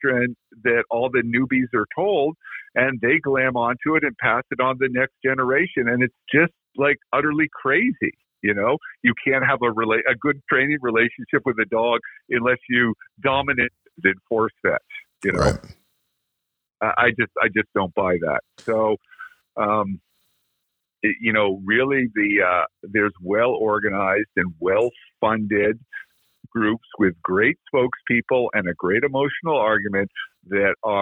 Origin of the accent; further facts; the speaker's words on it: Vermont, United States; I came from Vermont